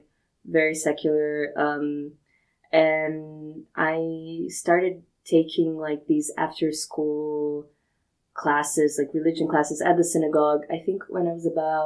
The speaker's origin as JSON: {"language": "English", "country": "Brazil", "said": "I'm from Brazil"}